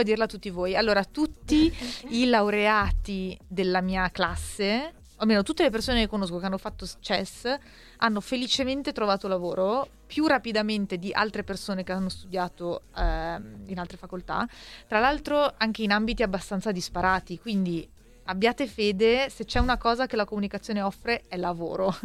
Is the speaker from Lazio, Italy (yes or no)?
no; Milan, Lombardy, Italy